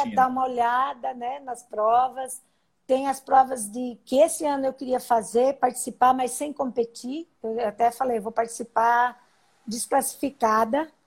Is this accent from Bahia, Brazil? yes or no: no; Paraná, Brazil; Sou paranaense.